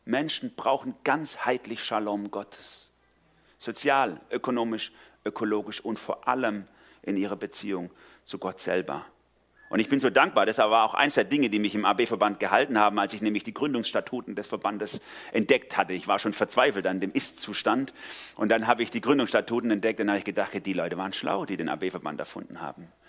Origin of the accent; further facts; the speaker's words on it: Swabia, Baden-Württemberg, Germany; also born or lived in Durlach, Karlsruhe; now in Karlsruhe, Germany; weil ich als Schwabe in Baden gelandet bin